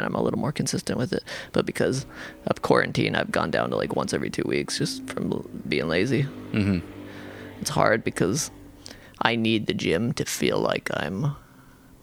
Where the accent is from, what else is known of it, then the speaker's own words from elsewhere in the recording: Salt Lake City, Utah, United States; now in Washington, United States; I grew up in Salt Lake City